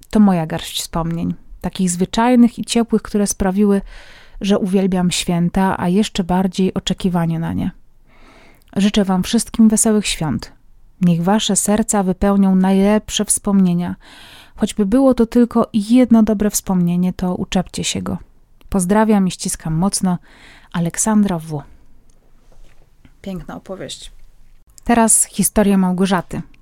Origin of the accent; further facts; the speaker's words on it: Poland; now in Kraków, Poland; chociaż mieszkamy w Krakowie, to pochodzimy z mężem z wioski oddalonej od Krakowa około 200 kilometrów